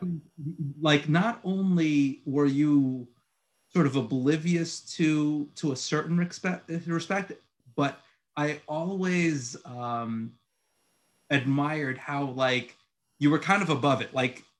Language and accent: English; Egypt; born there; also born or lived in Puerto Rico / Queens / Long Island; like I was born in Egypt and I lived in Puerto Rico and like I lived in Queens and then I moved to Long Island